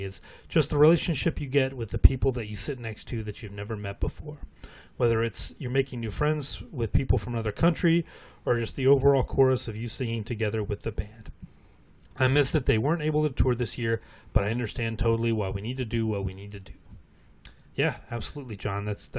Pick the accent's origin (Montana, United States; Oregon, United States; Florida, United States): Oregon, United States; Portland; also born or lived in Hammond, Indiana; I was born in Hammond, Indiana. Wait, how long is this going to be, Matt? Just kidding. It's in the northwest corner of Indiana, which is a suburb of Chicago. My parents moved to Portland, Oregon when I was three.